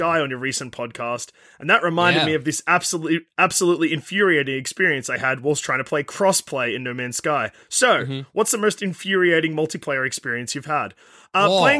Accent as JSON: {"language": "English", "country": "Australia", "said": "As an Australian"}